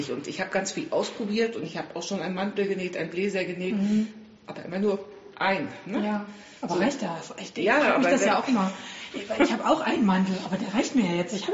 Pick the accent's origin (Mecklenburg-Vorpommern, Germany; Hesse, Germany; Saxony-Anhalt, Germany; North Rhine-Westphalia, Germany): Mecklenburg-Vorpommern, Germany; Ja, da ich komme aus Mecklenburg.